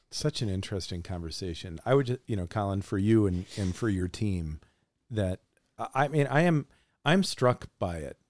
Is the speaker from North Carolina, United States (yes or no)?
no; Frankenmuth, Michigan, United States; I'm a kid from Frankenmuth, Michigan